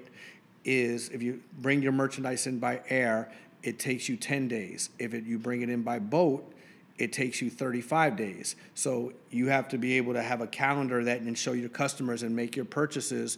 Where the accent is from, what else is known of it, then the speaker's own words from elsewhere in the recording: New York City, New York, United States; also born or lived in Long Island, New York / Arizona; I was born and raised in Queens, and then I moved to Long Island for high school